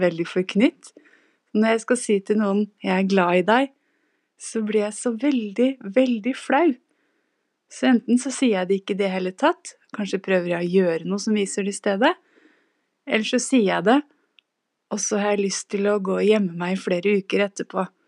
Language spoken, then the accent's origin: Norwegian; Norway; jeg er norsk